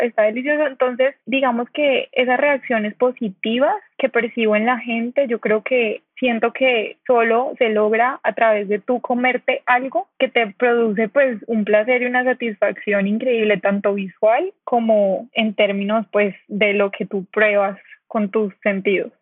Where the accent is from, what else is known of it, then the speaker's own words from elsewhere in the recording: Cali, Valle del Cauca, Colombia; also born or lived in Bogotá; Yo soy de Cali